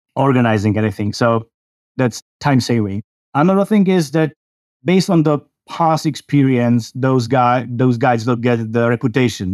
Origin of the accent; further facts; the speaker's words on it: Czechia; I come from the Czech Republic in Central Europe